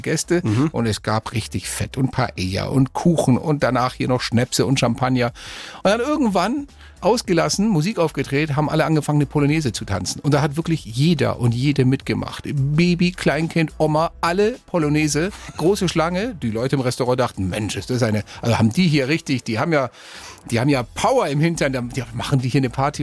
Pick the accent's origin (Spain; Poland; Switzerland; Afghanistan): Spain; now in Germany; mein Heimatland, Spanien